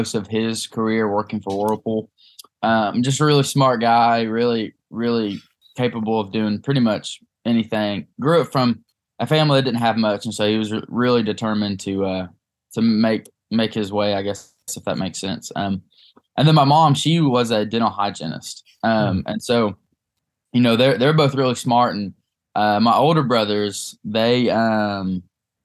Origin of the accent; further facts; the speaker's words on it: Cleveland, Tennessee, United States; now in Martin, United States; I grew up in East Tennessee. It's a little town called Cleveland